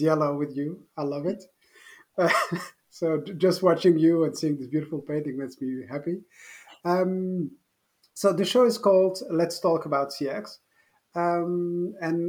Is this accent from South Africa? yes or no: no; Brussels, Brussels-Capital Region, Belgium; I grew up in Brussels where my parents had shops